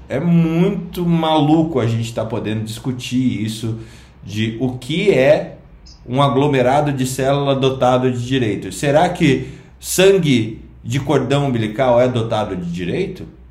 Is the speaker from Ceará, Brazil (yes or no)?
no; Curitiba, Paraná, Brazil; also born or lived in Londrina; eu sou curitibano